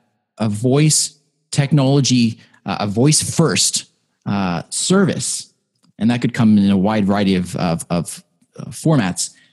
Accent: Canada; I am very proud of that as a Canadian

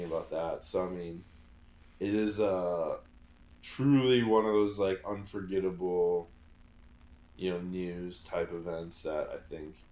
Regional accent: Chicago, Illinois, United States; growing up in Chicago

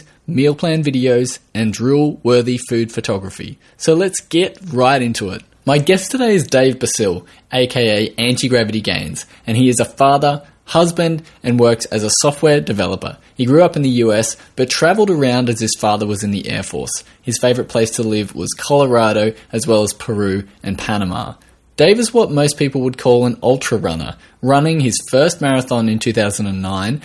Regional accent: Australia

